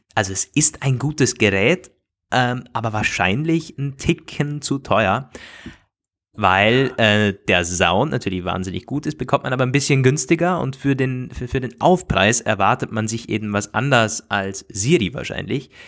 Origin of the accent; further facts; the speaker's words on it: Austria; bei uns in Österreich